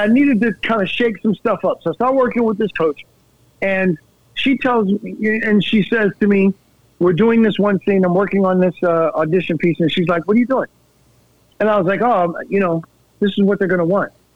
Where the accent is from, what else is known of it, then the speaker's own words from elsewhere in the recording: New York, United States; I'm already from New York